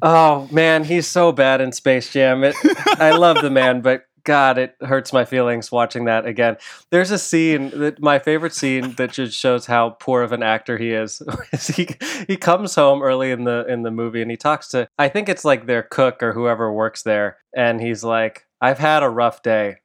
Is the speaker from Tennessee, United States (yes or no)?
no; Chicago, Illinois, United States; also born or lived in Aurora, Illinois; I grew up in the Chicago area. I was actually born in Aurora, Illinois